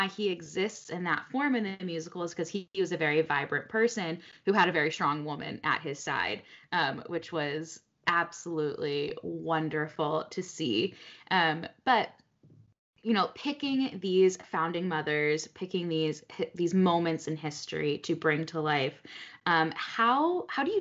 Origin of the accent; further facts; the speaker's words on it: Fairfield, Connecticut, United States; I grew up in New England, so actually the town that I grew up in was one of the ones that the British burned